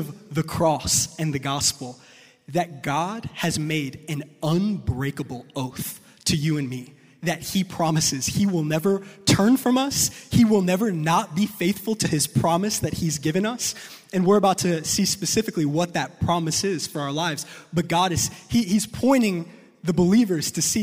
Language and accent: English; New York, United States; I'm from New York